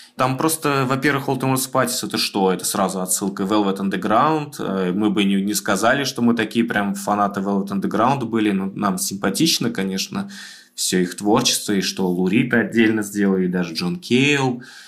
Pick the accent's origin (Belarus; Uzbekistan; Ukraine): Uzbekistan; Tashkent; moved away as an adult; now in Moscow, Russia; мы вообще ташкентские ребята